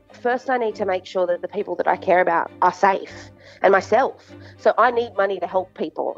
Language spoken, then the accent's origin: English; New South Wales, Australia; I'm from New South Wales